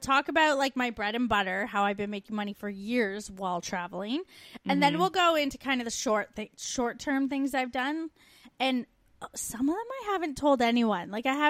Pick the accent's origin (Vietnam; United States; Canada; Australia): Canada; moved away